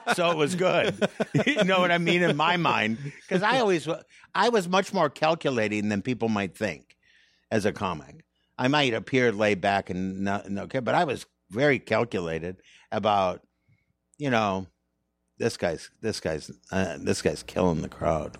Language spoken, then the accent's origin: English; Saint Paul, Minnesota, United States; moved away; I'm from Minnesota